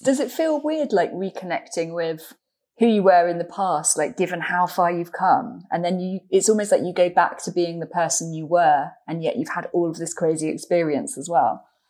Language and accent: English; London, United Kingdom; as a Londoner